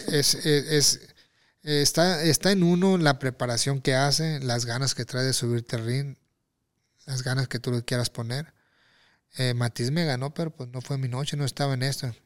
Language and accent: Spanish; Mexico; also born or lived in Tijuana; yo lo festejo como mexicano.